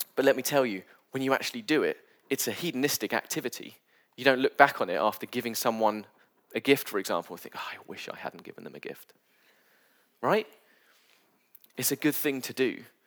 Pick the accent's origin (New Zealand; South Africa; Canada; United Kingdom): United Kingdom; I'm British